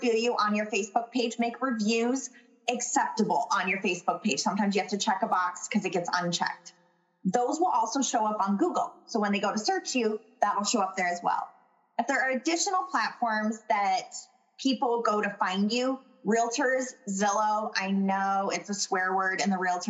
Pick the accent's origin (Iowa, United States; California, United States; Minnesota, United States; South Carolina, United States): Minnesota, United States; especially as a Minnesotan